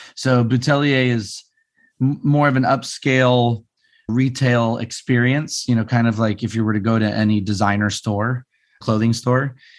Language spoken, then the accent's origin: English; Las Vegas, Nevada, United States; I grew up in Vegas